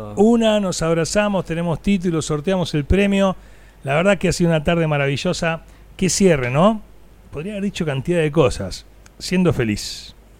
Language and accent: Spanish; Necochea, Buenos Aires Province, Argentina; porque nací en Necochea